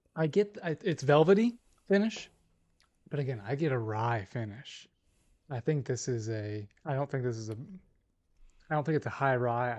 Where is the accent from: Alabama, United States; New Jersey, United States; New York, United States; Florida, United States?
Alabama, United States; I'm from Alabama